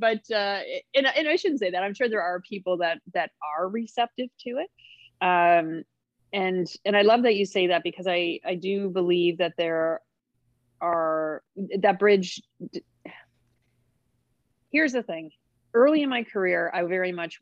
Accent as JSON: {"language": "English", "town": "Halifax", "region": "Nova Scotia", "country": "Canada", "moved": "yes", "said": "I'm from Halifax, Nova Scotia, originally."}